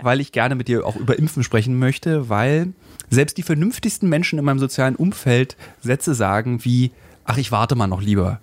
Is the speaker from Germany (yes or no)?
yes; Berlin, Germany; ich als Berliner